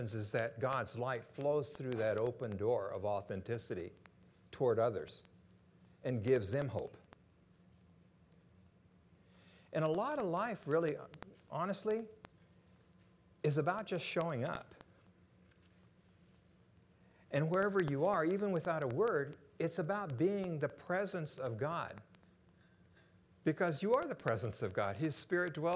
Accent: Japan; moved away; I was born and raised in Japan

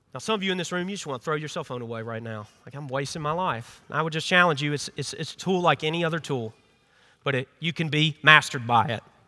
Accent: Memphis, Tennessee, United States; moved away as an adult; now in South Carolina, United States; I'm not from here. I'm from Memphis, Tennessee

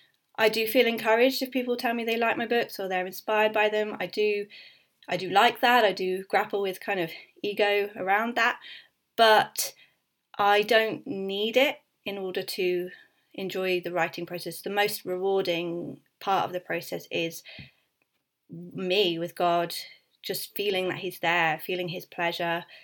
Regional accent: Suffolk, East of England, United Kingdom; moved away as an adult; also born or lived in Leeds; I grew up in Suffolk

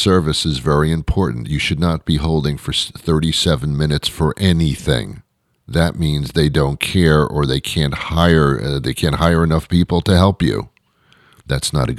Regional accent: United States; I'm an American. I speak English. I'm not from another country

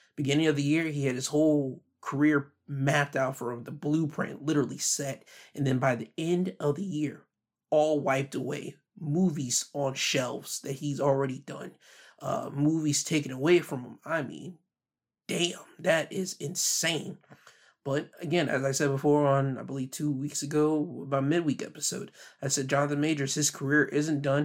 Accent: the Carolinas, United States; the Carolinas, my home state

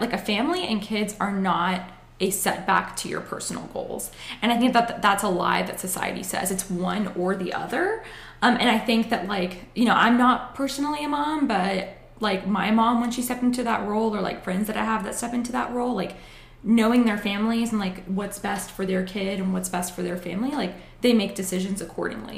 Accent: Acworth, Georgia, United States; I grew up in Ackworth, went to Georgia Tech

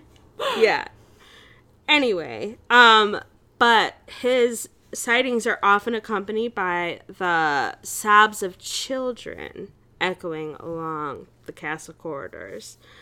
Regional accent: Chicago, Illinois, United States; I'm an American, and I'm from Chicago

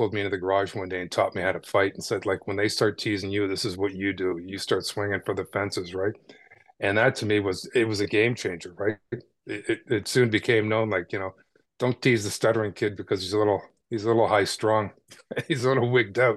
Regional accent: Toronto, Ontario, Canada; Born and raised in Toronto in the suburbs of Etobicoke

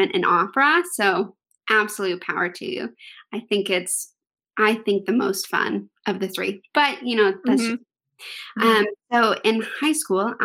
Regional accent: Texas, United States; I am from Texas

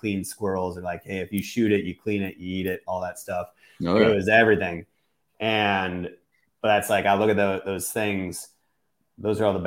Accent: Exeland, Wisconsin, United States; now in Missouri, United States; It was Exland, Wisconsin, to be exact

